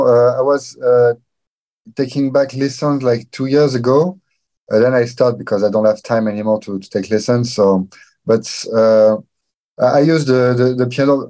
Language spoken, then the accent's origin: English; south of France, France; also born or lived in Paris; I'm from France, south of France, actually. I was born in south of France, and now I live in Paris and Montpellier in south of France.